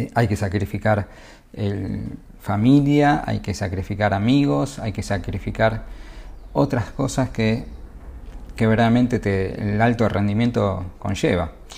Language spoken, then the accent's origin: Spanish; Argentina; Soy argentino